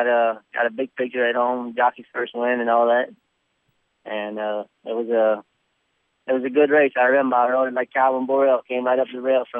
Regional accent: Louisiana, United States; I'm from Louisiana.

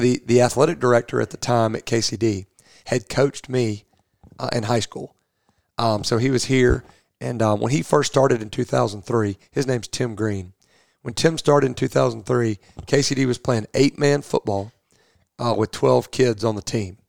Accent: Rome, Georgia, United States; moved away as an adult; now in Louisville, United States; I'm from Rome, Georgia, uh, originally, which is uh, Northwest Georgia

